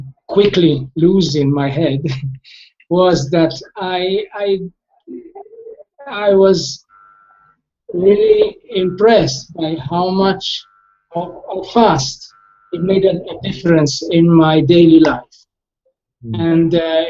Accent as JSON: {"language": "English", "town": "Milan", "region": "Lombardy", "country": "Italy", "said": "I'm from Milan, Italy"}